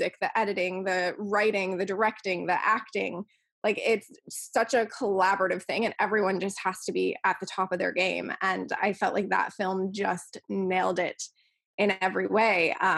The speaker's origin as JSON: {"language": "English", "town": "Buffalo", "region": "New York", "country": "United States", "moved": "yes", "lives_now": "Los Angeles, United States", "said": "I came out to LA from Buffalo, New York, where I was a vegan. And when you're a vegan in Buffalo, especially the amount of years ago that it was that I moved from there"}